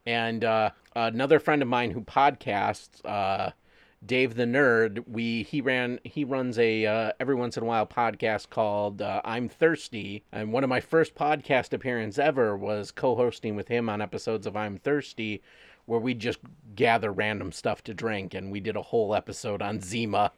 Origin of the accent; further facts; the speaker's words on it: Wyandotte, Michigan, United States; my hometown